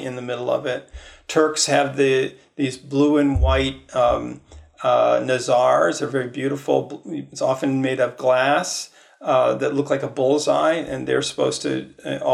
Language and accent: English; Midwest, United States; I grew up in the Midwest as a sort of default Protestant